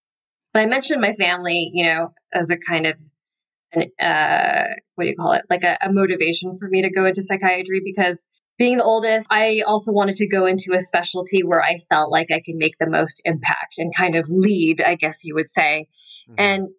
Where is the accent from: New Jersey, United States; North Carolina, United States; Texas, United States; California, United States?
North Carolina, United States; born there; So, I was born in North Carolina.